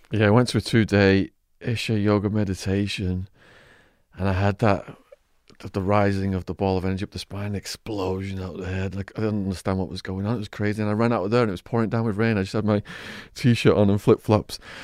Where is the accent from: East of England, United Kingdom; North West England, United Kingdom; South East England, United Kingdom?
North West England, United Kingdom; Widnes; my hometown of Widnes